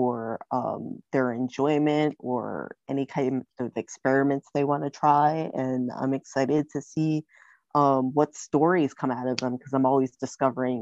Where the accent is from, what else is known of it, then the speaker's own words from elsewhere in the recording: New York City, New York, United States; I grew up in the Bronx, and I also would grow up in upstate New York